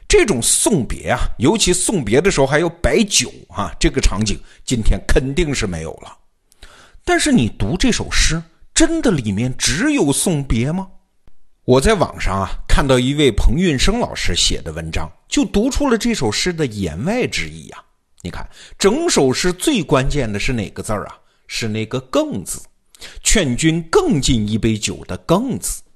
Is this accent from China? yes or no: yes; southern China, China; 我们这些南方同学看见了就笑话他们